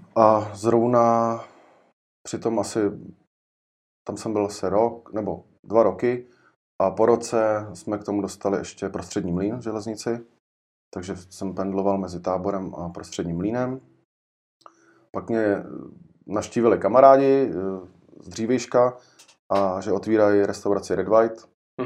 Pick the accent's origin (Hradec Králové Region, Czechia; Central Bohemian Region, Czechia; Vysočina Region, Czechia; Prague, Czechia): Hradec Králové Region, Czechia; Jičín; pocházím z Čína